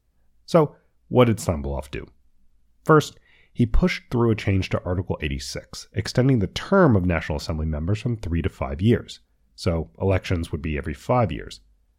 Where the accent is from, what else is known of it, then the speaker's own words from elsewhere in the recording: Washington, District of Columbia, United States; he traveled to my hometown of Washington, D.C.